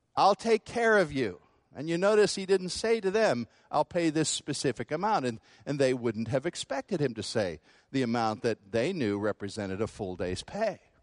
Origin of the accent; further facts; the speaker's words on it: United States; American Christians